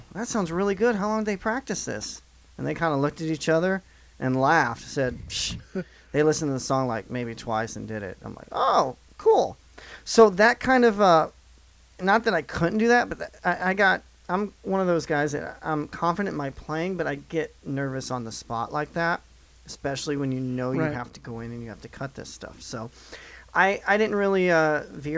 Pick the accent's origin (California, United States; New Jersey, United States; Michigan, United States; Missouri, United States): Missouri, United States; Southeast; moved away as an adult; now in Nashville, United States; I'm from Southeast Missouri for those that don't know, so I'm moved about 5 hours away from home after college, and wound up in Nashville